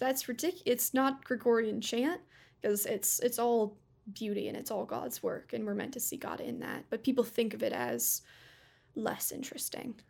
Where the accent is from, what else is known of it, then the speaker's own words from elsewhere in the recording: United States; I'm American